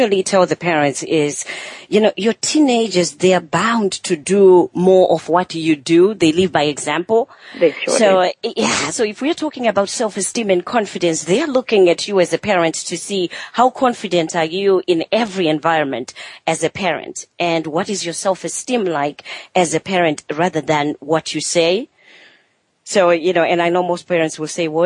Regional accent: Zimbabwe; moved away; I'm from Zimbabwe, from Africa

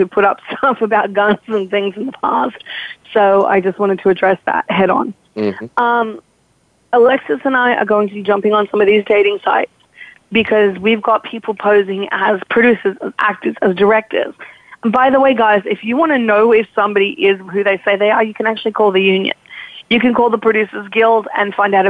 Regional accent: Australia; moved away; I'm Australian

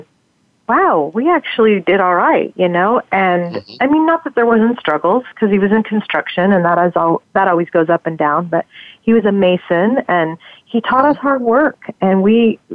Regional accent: Las Vegas, Nevada, United States; I grew up in Las Vegas, Nevada, and I was raised there.

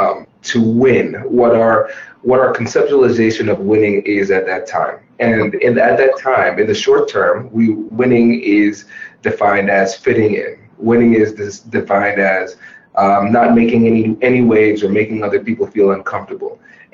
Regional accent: Tiffin, Ohio, United States; accent: Caribbean; so I'm a first generation Caribbean American. Uh-huh. And so what made growing up in Tiffin, Ohio so interesting was that I was pretty much the only black person to be seen

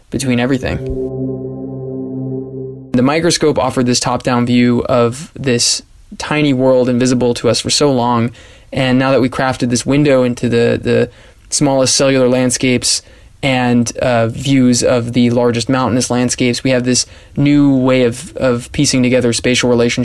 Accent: San Diego, California, United States; now in Budapest, Hungary; I'm from San Diego, California

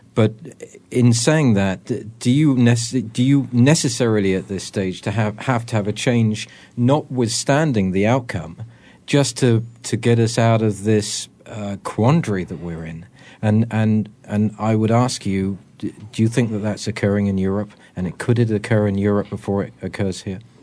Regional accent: England, United Kingdom; now in United States; I'm an Englishman

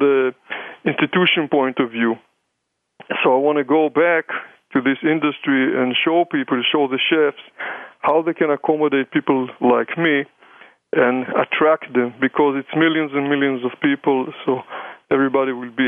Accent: Israel; accent: combination of German and English and Hebrew and maybe Yiddish; moved away; I'm coming from Israel, people always wonder, you know, about my accent, where is this funny accent is coming. So it's a combination of German and English and Hebrew and maybe Yiddish

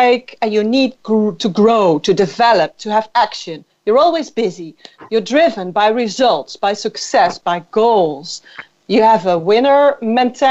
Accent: Netherlands; also born or lived in Amsterdam; from the Netherlands

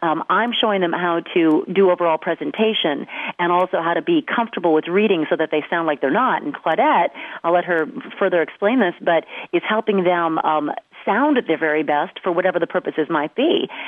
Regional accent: Detroit, Michigan, United States; Hey, I'm from Detroit.

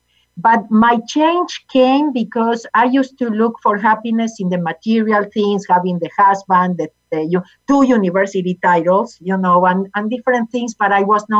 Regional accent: Argentina; English is a second language; now in United States; I was born in Argentina.

